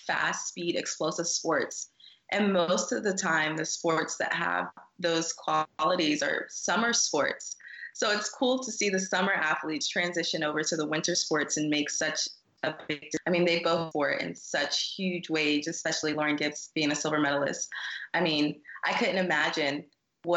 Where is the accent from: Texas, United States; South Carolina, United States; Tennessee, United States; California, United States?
South Carolina, United States; moved away as an adult; also born or lived in Colorado; I'm from South Carolina